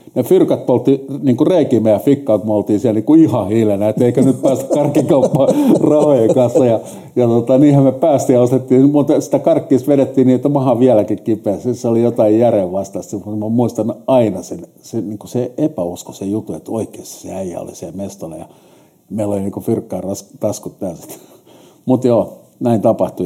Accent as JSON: {"language": "Finnish", "town": "Helsinki", "region": "Uusimaa", "country": "Finland", "tie": "born or raised there", "said": "mä oon stadin kundi, mä oon syntynyt 59 sinne vanhalle kättärille ja sitten mut kärrättiin sieltä Hertsikaan"}